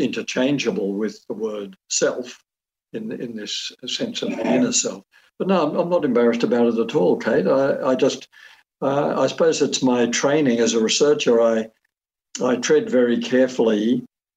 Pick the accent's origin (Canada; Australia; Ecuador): Australia; I'm an Australian.